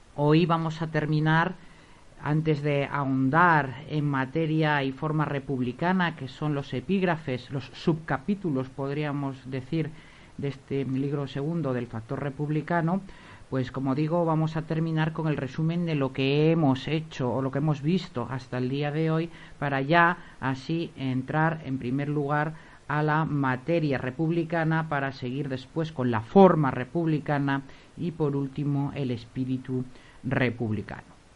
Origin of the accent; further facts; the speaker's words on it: Spain; somos los, los españoles